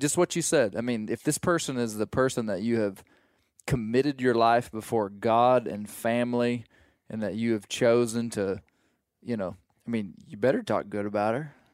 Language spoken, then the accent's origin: English; Arkansas, United States; I'm from Arkansas and don't duck hunt. But, I mean, the mountains of Arkansas